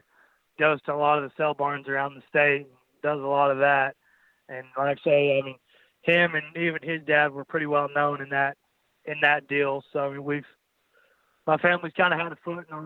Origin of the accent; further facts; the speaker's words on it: Mullin, Texas, United States; I grew up in Mullen, Texas, and the lamb deal's just always kind of been a part of my family